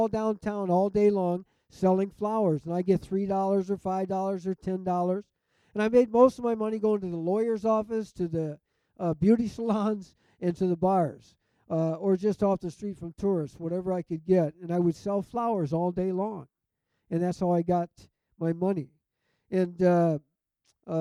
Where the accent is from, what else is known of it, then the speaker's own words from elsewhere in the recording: Detroit, Michigan, United States; I grew up in and around Detroit